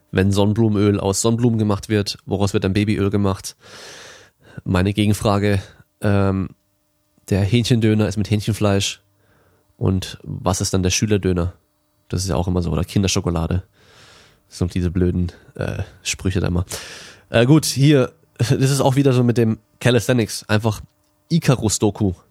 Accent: Germany; also born or lived in France; und ich bin auch in Frankreich geboren, bin aber komplett in Deutschland aufgewachsen.

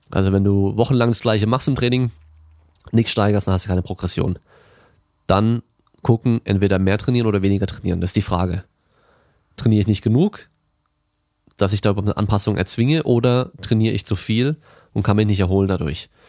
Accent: Germany; also born or lived in France; und ich bin auch in Frankreich geboren, bin aber komplett in Deutschland aufgewachsen.

